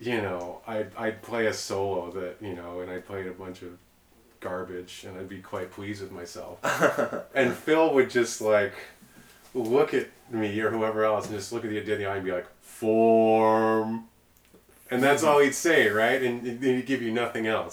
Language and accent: English; Mississauga, Ontario, Canada; also born or lived in Toronto / New York; I'm from Mississauga, like, not cool Mississauga.